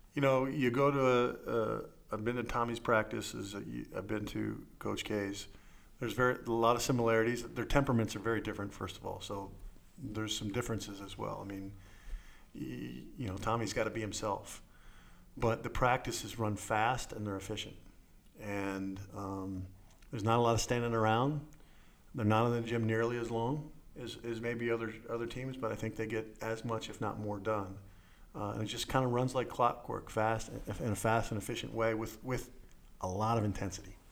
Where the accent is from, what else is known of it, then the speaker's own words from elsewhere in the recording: Maryland, United States; I grew up here in Maryland